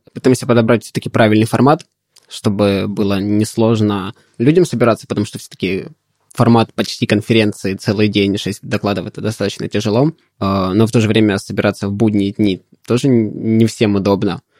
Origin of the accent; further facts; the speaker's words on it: Donetsk, Donetsk Oblast, Ukraine; also born or lived in Poltava; now in Kharkiv, Ukraine; я сам из Донецка